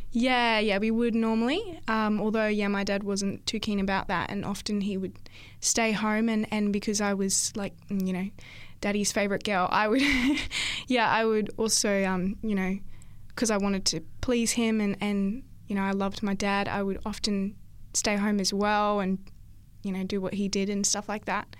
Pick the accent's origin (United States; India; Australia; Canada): Australia; Esperance, Western Australia; also born or lived in Karratha; now in Central Coast, Australia; So I'm originally from Esperance, W A. Uh, grew up there for most of my childhood